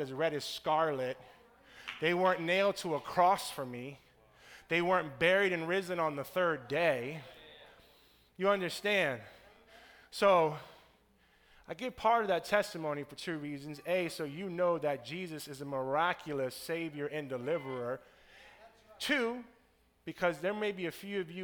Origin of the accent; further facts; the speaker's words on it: Tampa, Florida, United States; I'm from Tampa